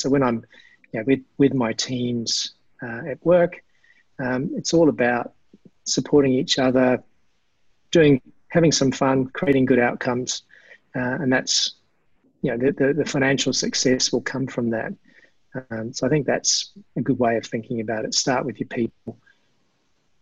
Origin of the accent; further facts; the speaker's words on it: New Zealand; that's a big part of my DNA, growing up in New Zealand.